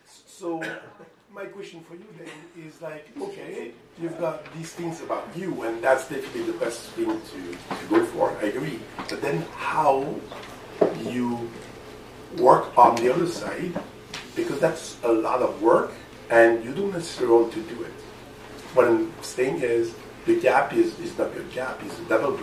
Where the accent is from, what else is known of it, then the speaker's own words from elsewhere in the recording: France; English is a second language; moved away as an adult; now in Canada; I'm from France.